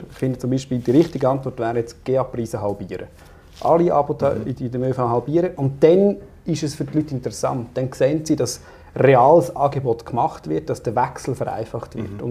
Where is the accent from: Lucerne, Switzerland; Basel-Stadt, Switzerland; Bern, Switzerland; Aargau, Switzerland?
Aargau, Switzerland; ich komme aus dem Süden Aargau.